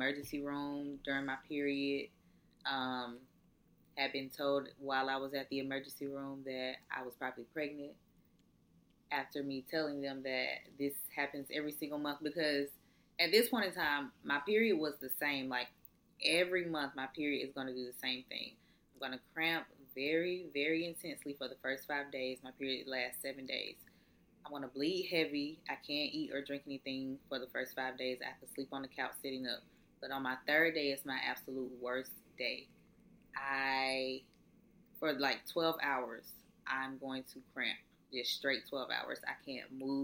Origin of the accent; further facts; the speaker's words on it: Atlanta, Georgia, United States; also born or lived in Valdosta, Georgia; I'm in college, not where I'm from. I'm from Atlanta